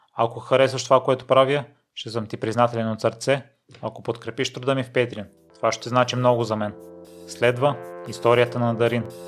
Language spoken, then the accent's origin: Bulgarian; Kozloduy, Vratsa Province, Bulgaria; moved away; Аз а, съм от Козлодой, също малък град